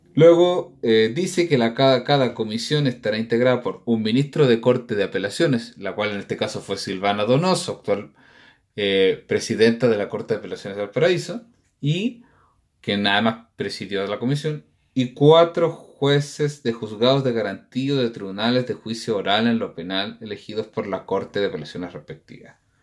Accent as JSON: {"language": "Spanish", "country": "Chile"}